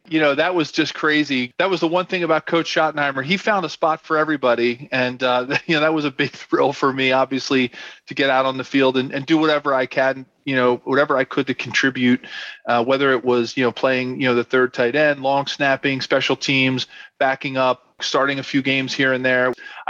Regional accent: Philadelphia, Pennsylvania, United States; Growing up in Philadelphia, one of our biggest rivals is growing up as a Philadelphia fan.

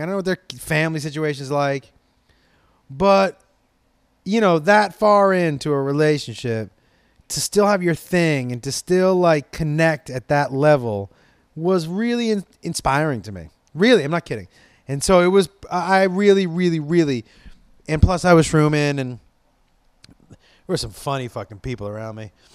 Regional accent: Los Angeles, California, United States; I'm from Los, uh, Los Angeles

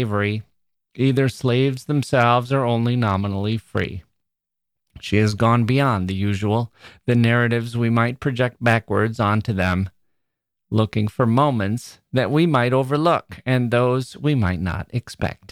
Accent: Wisconsin, United States; I'm from Wisconsin

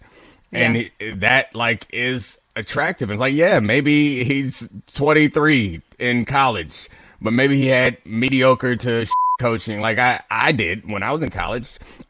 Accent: Baltimore, Maryland, United States; I'm from Baltimore.

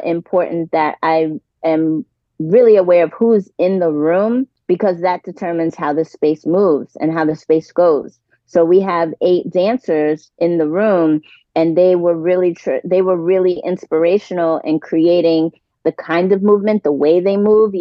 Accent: New York City, New York, United States; I'm originally from New York City

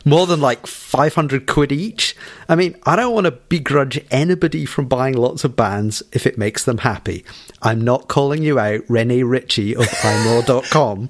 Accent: Scotland, United Kingdom; I'm stereotypically Scottish

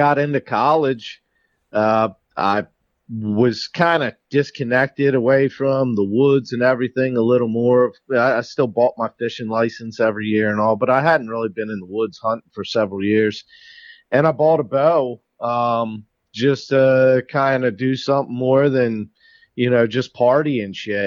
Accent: Susquehanna Trails, Pennsylvania, United States; now in Maryland, United States; I lived in Pennsylvania first. Where I originally grew up was called the Susquehanna Trails

